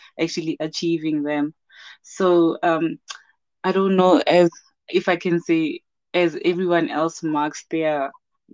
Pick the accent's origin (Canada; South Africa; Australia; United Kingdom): South Africa; Mahikeng, North West; also born or lived in Johannesburg, South Africa; now in Rustenburg, South Africa; I'm a Motswana woman, mother to a 6-year-old lovely boy, Oratile. And my background is in industrial psychology. And I'm from Rustenburg, born in Rustenburg, but bred in Mafikeng, and now we're back